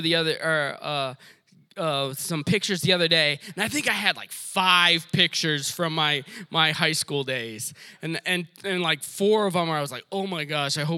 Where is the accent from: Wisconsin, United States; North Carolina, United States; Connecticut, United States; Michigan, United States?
Michigan, United States; Detroit; I grew up in Detroit